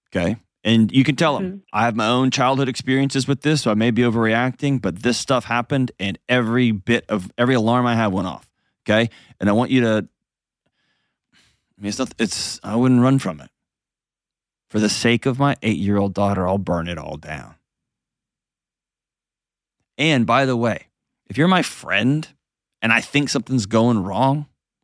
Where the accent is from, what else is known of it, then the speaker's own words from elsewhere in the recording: Houston, Texas, United States; now in Nashville, United States; I grew up in Houston where there were hurricanes all the time